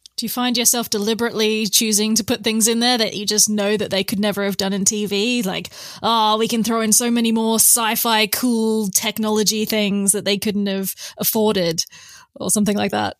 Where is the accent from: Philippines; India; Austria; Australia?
Australia; Perth, Western Australia; now in Oxford, United Kingdom; I'm from Perth, Western Australia